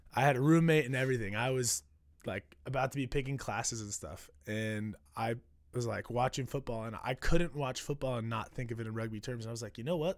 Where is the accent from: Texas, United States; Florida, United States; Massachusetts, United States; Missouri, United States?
Missouri, United States; Kansas City; moved away as an adult; now in New York, United States; born and raised in Kansas City.